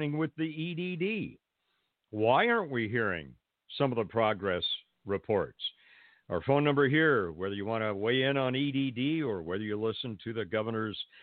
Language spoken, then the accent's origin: English; Pasadena, California, United States; I grew up in Pasadena. That's my hometown